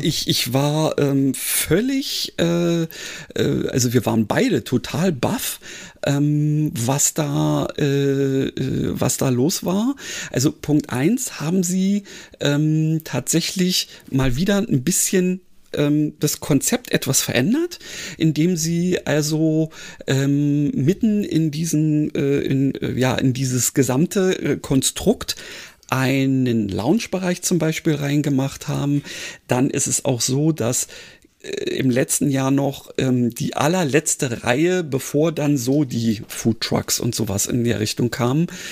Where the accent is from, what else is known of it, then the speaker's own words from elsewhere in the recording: Berlin, Germany; als Berliner